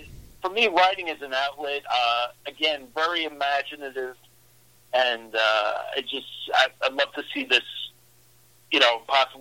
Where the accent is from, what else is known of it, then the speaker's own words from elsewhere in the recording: New York City, New York, United States; also born or lived in Long Island, New York; now in Midwest, United States; I'm just a humble guy from New York, Born and raised in Brooklyn, lived on Long Island